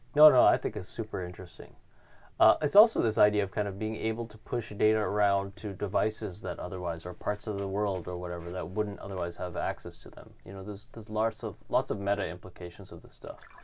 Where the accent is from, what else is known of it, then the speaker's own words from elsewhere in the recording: Canada; being Canadian